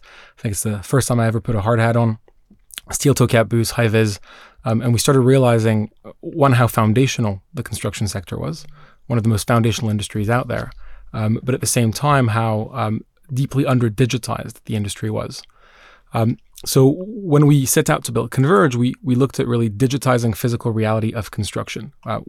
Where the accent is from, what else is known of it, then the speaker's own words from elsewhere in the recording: Geneva, Switzerland; now in United Kingdom; So I grew up in Geneva, Switzerland. I'm Swiss Israeli. So I have family back in Tel Aviv